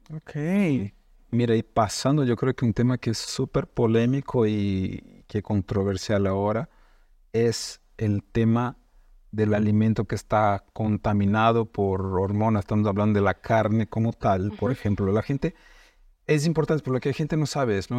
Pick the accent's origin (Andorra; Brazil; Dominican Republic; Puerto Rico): Brazil; moved away; en Brasil, nosotros somos de Brasil